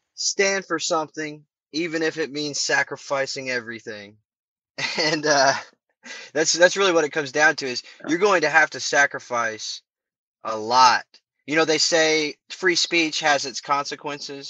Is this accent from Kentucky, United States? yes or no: yes; Kentucky, United States; also born or lived in Louisville, Kentucky; my home state of Kentucky, when I was going to Louisville